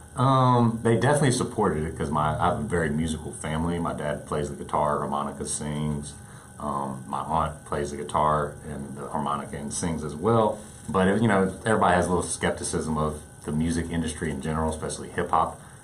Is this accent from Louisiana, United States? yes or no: no; Angleton, Texas, United States; In my hometown of Angleton, um, it's a smaller community